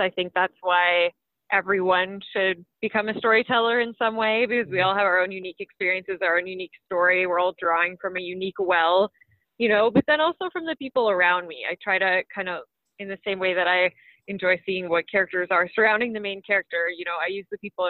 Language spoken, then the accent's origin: English; London, Ontario, Canada; London, Ontario, which is my hometown.